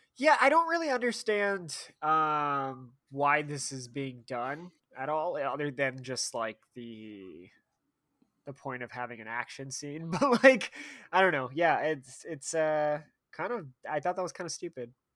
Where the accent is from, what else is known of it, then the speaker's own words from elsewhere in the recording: United States; as an American